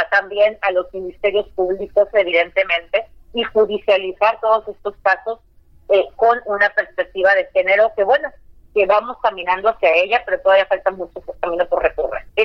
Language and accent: Spanish; Baja California, Mexico